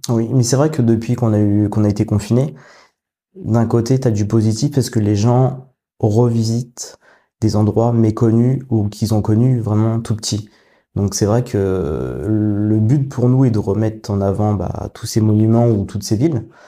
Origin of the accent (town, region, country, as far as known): Paris region, Île-de-France, France; moved away as an adult; now in Rouen, France